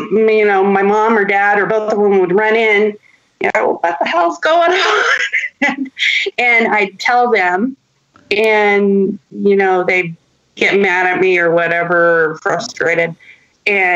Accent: San Jose, California, United States; I grew up in San Jose, which mm-hmm. is now Silicon Valley

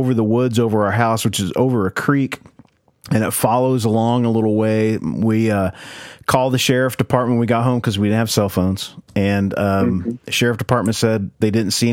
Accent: Oklahoma, United States; we grew up in Oklahoma, in the middle of nowhere

